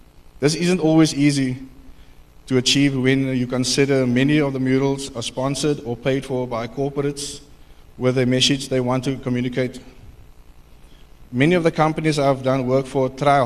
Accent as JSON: {"language": "English", "town": "Cape Town", "region": "Western Cape", "country": "South Africa", "tie": "born or raised there", "said": "I was born and raised on the Cape Flats"}